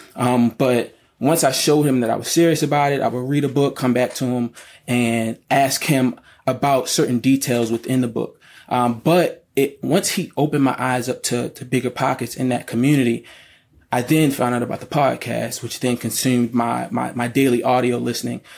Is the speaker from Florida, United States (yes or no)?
no; Baltimore, Maryland, United States; I'm from Baltimore, Maryland, born and raised.